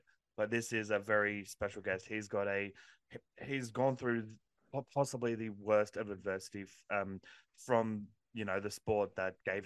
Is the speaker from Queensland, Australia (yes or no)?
yes; Queensland, Australia; now in New South Wales, Australia; I was born in Queensland, live in New South Wales, so but I'm a Queenslander, through and through, born in Queensland